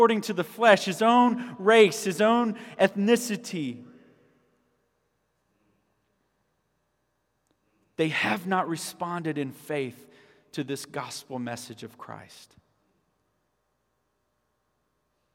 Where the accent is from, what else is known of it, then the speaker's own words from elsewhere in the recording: Orangeburg, South Carolina, United States; moved away as an adult; God called me back to Orangeburg. Because as I looked around my hometown